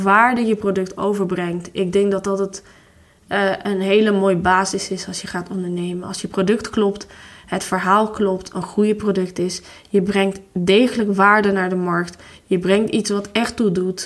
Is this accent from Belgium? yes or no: no; Tirana, Tirana County, Albania; Dutch is a second language; moved away as an adult; now in Netherlands; toen ik nog in Tirana woonde